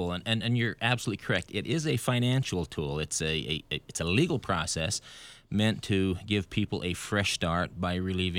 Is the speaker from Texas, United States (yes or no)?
no; Idaho, United States; moved away; And I'm originally from Idaho